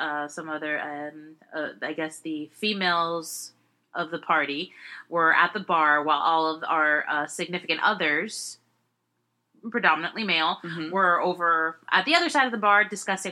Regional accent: Miami, Florida, United States; I was born in Miami

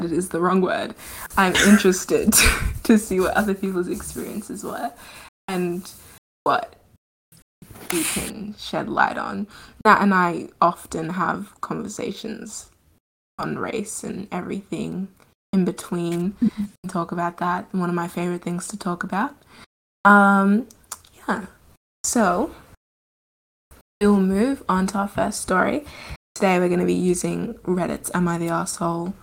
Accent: Australia; I was born and have grown up in Australia.

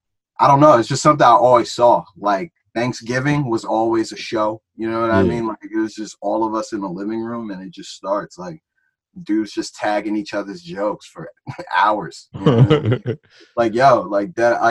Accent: Plainfield, New Jersey, United States; also born or lived in Old Bridge, New Jersey / Franklin, New Jersey; the street we grew up on in Plainfield

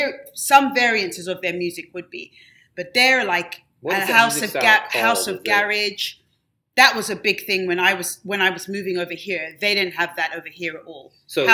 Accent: England, United Kingdom; something that I grew up with in England that they don't really have a lot of here

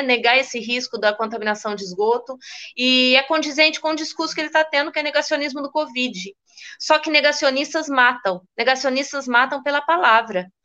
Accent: Minas Gerais, Brazil; Eu, como mineira

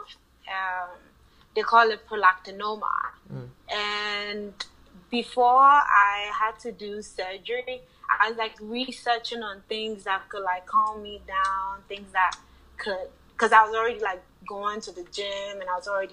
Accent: Ghana; moved away as an adult; also born or lived in Chicago, Illinois, United States; I lived in Chicago, Illinois, but I was born and raised in Ghana

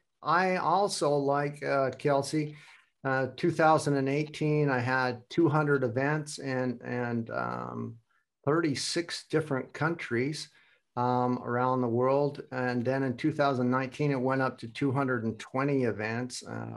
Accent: United States; now in Hamburg, Germany; And you both know that I'm from the United States and living in Hamburg, Germany.

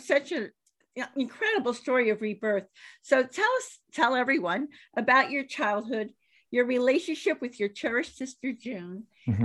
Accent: Miami, Florida, United States; I grew up in Miami

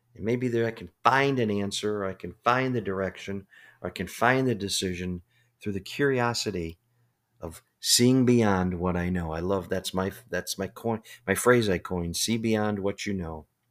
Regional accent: Chicago, Illinois, United States; I grew up in Chicago

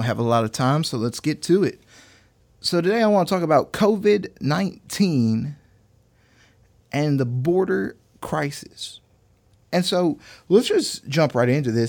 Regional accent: Texas, United States; mine and some other Texans' feelings

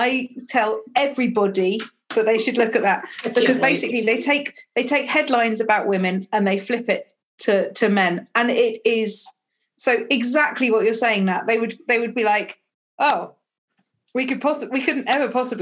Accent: United Kingdom; I'm saying this as a Brit

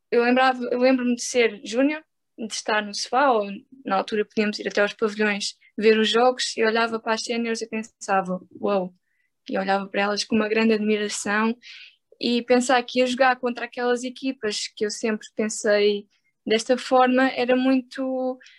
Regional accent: Braga, Portugal; now in Lisbon, Portugal; foi quando eu vim de Braga para Lisboa, eu queria passar mais tempo com ela

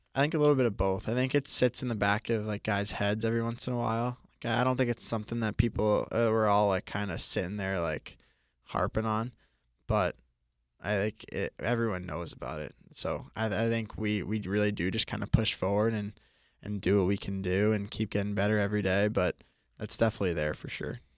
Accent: Boston, Massachusetts, United States; also born or lived in Florida; growing up in Boston

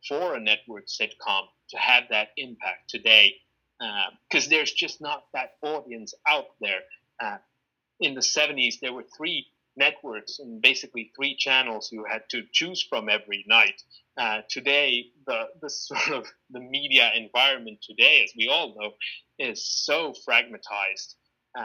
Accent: Finland; growing up in Finland in the 1990s, from a very early age

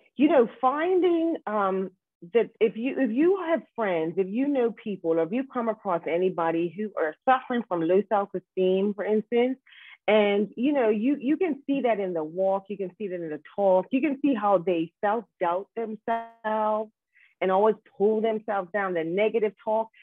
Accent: Bermuda; grow up into this wonderful island where I am connected with family and friends

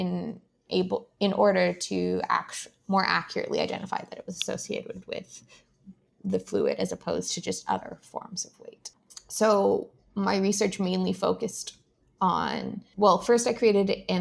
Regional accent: Ottawa, Ontario, Canada; I grew up in Ottawa, so I didn't have to make any decisions about living in a specific location because I could just move back in with mom and dad

